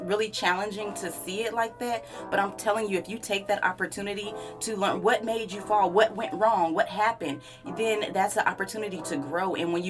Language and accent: English; California, United States; born there; So I love to say I'm from all over the place because I have literally lived in so many different places. I was born in Cali. All my family, well, pretty much all of my family lives in Cali.